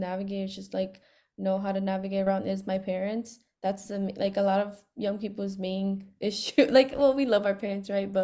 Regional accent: Chicago, Illinois, United States; also born or lived in Guatemala; I grew up in the South Side, but I was born in Guatemala.

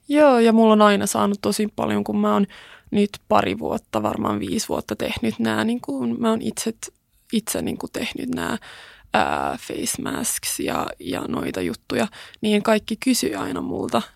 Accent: Kauniainen, Uusimaa, Finland; born or raised there; first language Swedish; Finnish is a second language; also born or lived in Sweden / United States

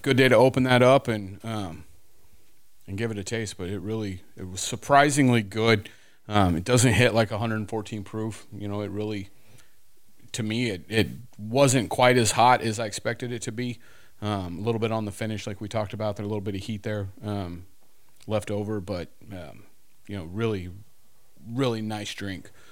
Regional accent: Houston, Texas, United States; I was born in Houston, but, um, yeah, it's, you know, us down here in South Texas

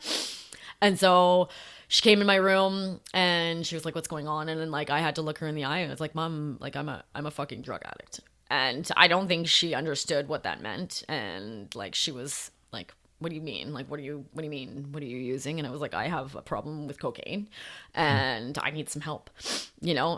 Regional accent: Calgary, Alberta, Canada; also born or lived in Ontario; I was born in Ontario, but then I grew up in Calgary, Alberta.

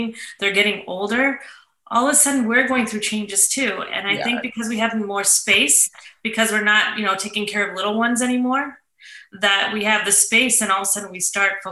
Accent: St. Louis, Missouri, United States; moved away; That's my hometown.

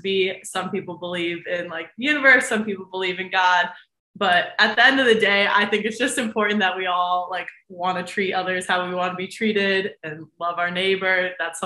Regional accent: United States; my hometown is 45 minutes from Notre Dame

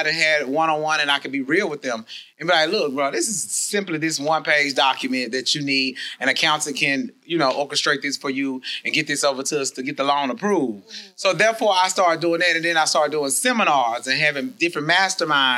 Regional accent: Talladega, Alabama, United States; moved away as an adult; also born or lived in Tuskegee, Alabama; now in Atlanta, United States; I'm from Alabama, Talladega to be exact

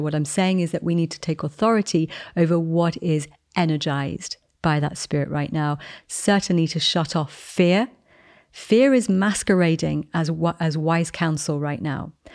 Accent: England, United Kingdom; moved away; I'm English. I'm in America at the moment.

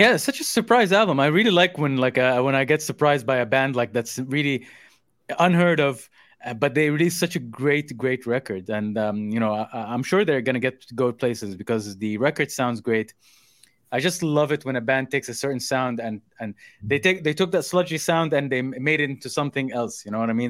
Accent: Saudi Arabia; moved away; growing up in Saudi as a kid

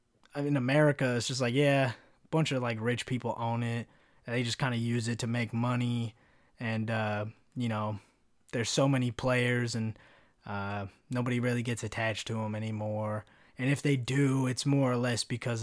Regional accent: California, United States; it was just because I was from California

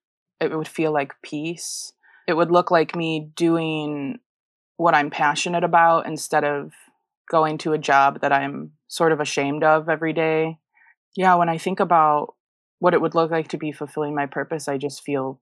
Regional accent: Illinois, United States; I was in a suburb of Chicago.

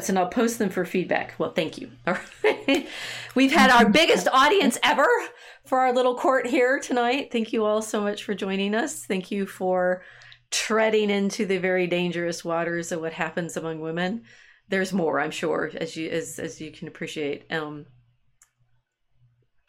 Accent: the South, United States; accent: Southern; as a Southern woman, which I've discovered that I have access to if I'm really mad, my accent is like, it blooms, right?

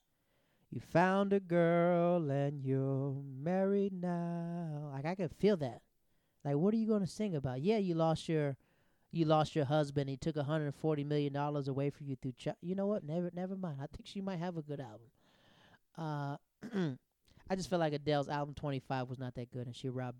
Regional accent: the South, United States; I'm from the South.

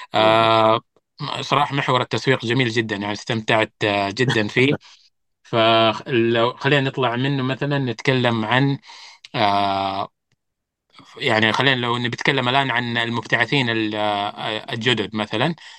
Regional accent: Saudi Arabia

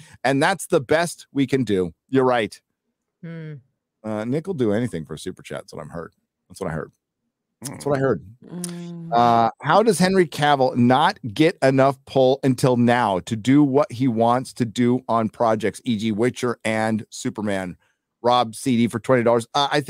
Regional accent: Scotland, United Kingdom; I'm Scottish, so there you go.

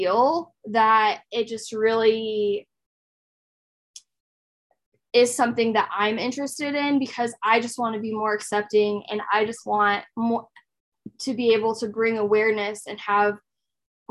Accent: Lincoln, Nebraska, United States; I've lived in Lincoln all my life. I've never lived anywhere else.

